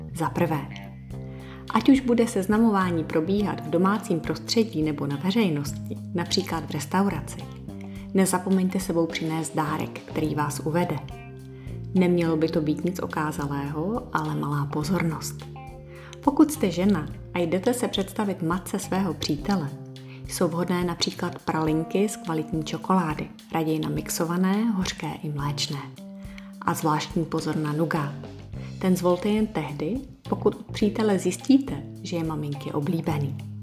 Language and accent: Czech; Bohemia, Czechia; u nás v Čechách